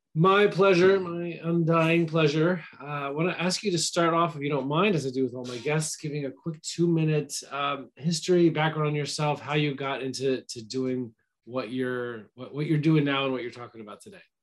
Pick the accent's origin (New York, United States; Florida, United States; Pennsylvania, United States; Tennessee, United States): Tennessee, United States; Nashville; a Nashville native